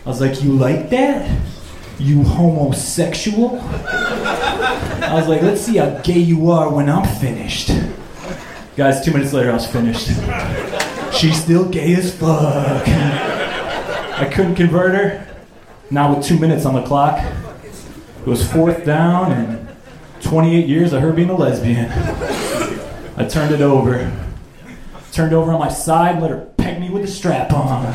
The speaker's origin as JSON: {"language": "English", "town": "Chicago", "region": "Illinois", "country": "United States", "moved": "as an adult", "lives_now": "Austin, United States"}